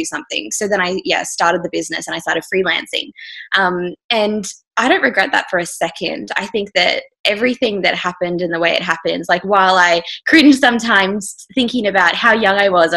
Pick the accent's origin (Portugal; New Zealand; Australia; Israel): Australia; far north Queensland; now in Victoria, Australia; I'm from far north Queensland